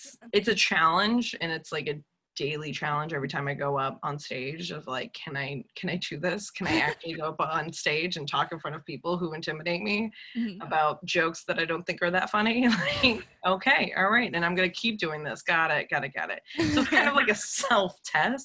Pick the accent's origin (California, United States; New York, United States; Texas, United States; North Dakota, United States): Texas, United States; moved away; I'm actually from Texas